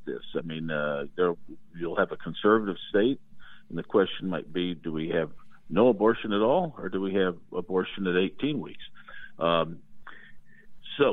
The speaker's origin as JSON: {"language": "English", "region": "Indiana", "country": "United States", "tie": "born or raised there", "said": "My home state of Indiana"}